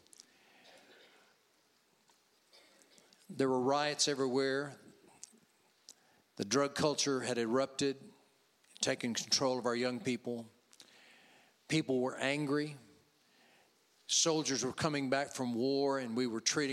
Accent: Louisiana, United States; I'm from Louisiana

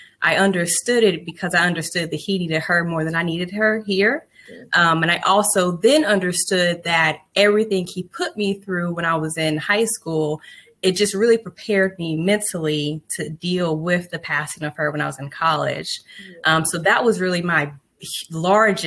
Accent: Huntsville, Alabama, United States; moved away as an adult; now in Charlotte, United States; I am from Alabama, a city called Huntsville.

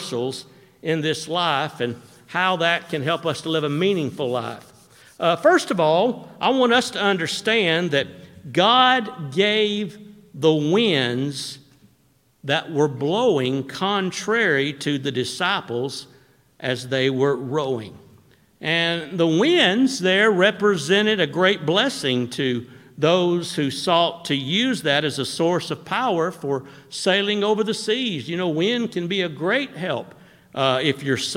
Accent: Florence, Alabama, United States; when I was growing up in Florence, we used to fish below Wilson Dam

